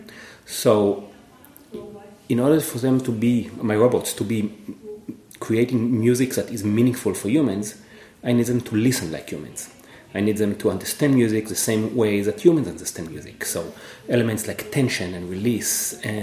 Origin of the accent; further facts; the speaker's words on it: Israel; moved away as an adult; also born or lived in Cambridge, Massachusetts, United States; now in Atlanta, United States; I'm originally from Israel, where I did double major in both computer science and music